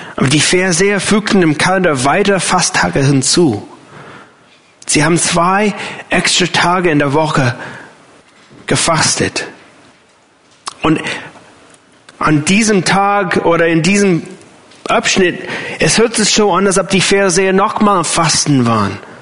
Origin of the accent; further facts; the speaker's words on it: United States; German is a second language; moved away as an adult; now in Germany; für mich als Amerikaner